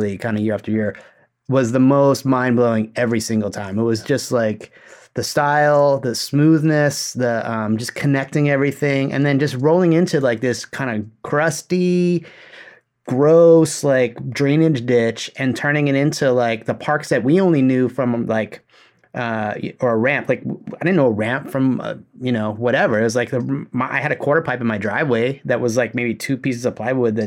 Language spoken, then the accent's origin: English; Hawaii, United States; I grew up in Hawaii.